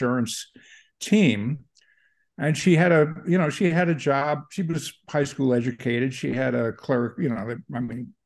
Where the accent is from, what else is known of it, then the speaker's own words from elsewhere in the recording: Long Island, Nassau County, New York, United States; now in San Francisco, United States; I grew up on Long Island, Nassau County, suburb of New York.